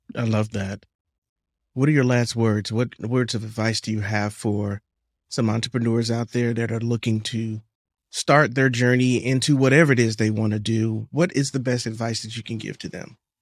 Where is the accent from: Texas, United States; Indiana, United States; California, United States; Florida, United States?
Florida, United States; Miami; also born or lived in Atlanta; I'm from Miami